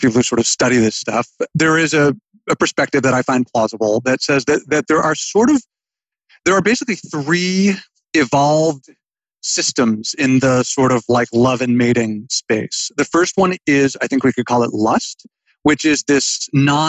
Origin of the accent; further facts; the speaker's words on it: United States; we grew up in America when we did